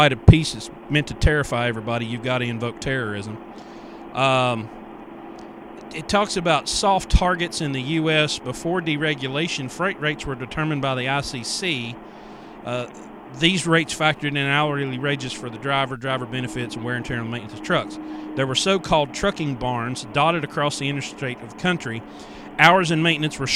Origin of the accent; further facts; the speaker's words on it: West Virginia, United States; I grew up in West Virginia